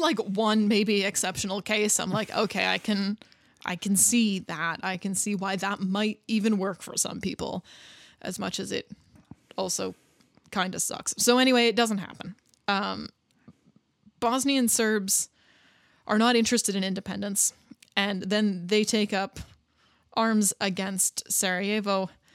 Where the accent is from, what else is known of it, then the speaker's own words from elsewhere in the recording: Canada; especially coming from a country where, as I do, like where anybody can be from anywhere and you're still Canadian